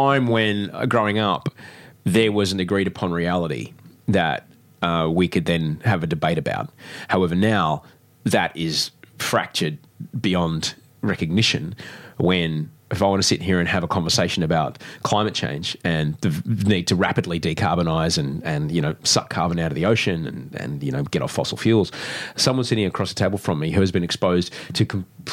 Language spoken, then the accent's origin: English; Brisbane, Queensland, Australia; I grew up in Brisbane too, which is a cow town